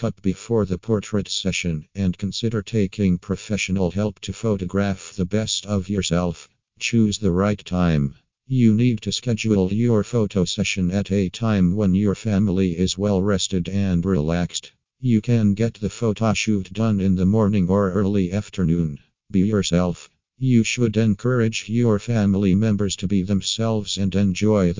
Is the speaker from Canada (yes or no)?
no; Singapore; from Singapore